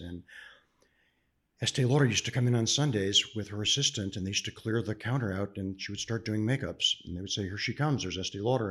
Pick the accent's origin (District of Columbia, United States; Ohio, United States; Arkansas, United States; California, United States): Ohio, United States; Cleveland; Born and raised in Cleveland, Ohio